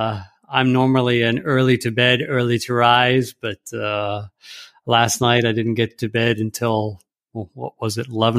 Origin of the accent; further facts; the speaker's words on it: Rome, Lazio, Italy; Yeah, I was born in Rome on June 2nd, which in fact is a funny thing because it's a national holiday, the Festa della Repubblica, And my parents were living there at the time. And actually, we lived there for many years to follow.